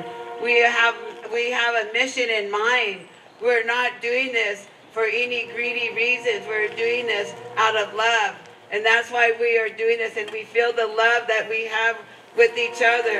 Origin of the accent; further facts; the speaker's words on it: Lummi, Washington, United States; we're from Lummi